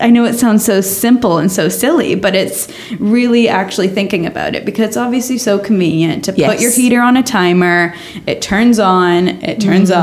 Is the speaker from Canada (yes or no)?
yes; Canada; moved away; I'm from Canada